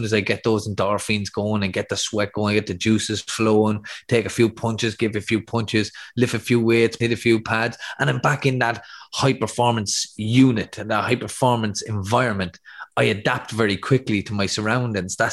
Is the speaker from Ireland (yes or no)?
yes; Athy, Leinster, Ireland; my hometown of Athy